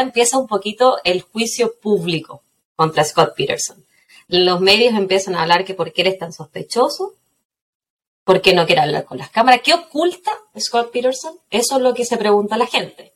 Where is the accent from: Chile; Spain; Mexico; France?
Chile; Quillota, Valparaíso; Yo soy de Quillota, así que uno o tomaba o no hacía nada más